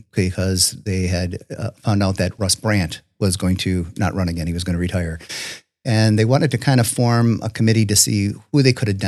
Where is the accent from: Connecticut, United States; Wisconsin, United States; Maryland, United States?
Wisconsin, United States; Richfield; also born or lived in Jackson, Wisconsin / Kewaskum, Wisconsin / Slinger, Wisconsin; I grew up in Richfield, went to Hartford High School. After my wife and I got married nearly 30 years ago, we are we first settled in Jackson.